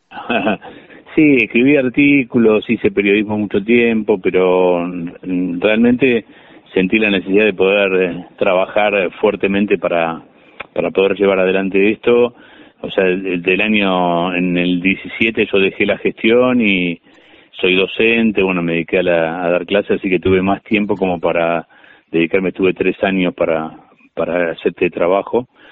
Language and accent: Spanish; Tigre, Buenos Aires Province, Argentina; yo soy del municipio de Tigre